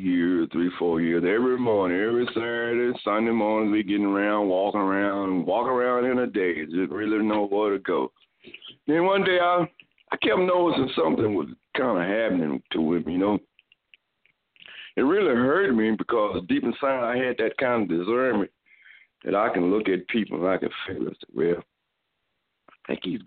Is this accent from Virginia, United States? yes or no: no; Dallas, Texas, United States; we grew up in South Dallas